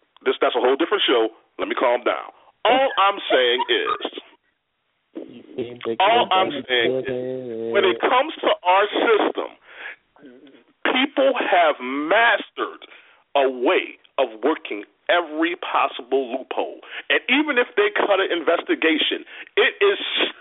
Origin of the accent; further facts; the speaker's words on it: Louisiana, United States; moved away; I'm not from here. I'm from Louisiana